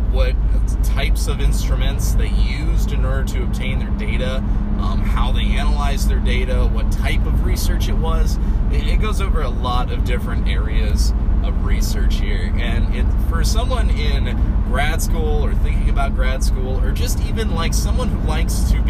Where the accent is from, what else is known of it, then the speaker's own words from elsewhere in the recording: Cape Girardeau, Missouri, United States; I'm on the go. I'm from Cape Girardeau, coming to St. Louis.